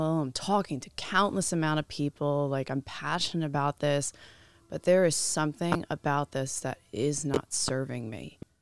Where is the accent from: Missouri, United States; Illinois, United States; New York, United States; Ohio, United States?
New York, United States; I'm originally from New York